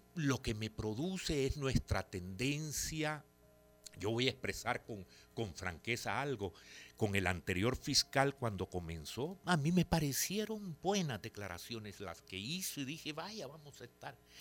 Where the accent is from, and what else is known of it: El Salvador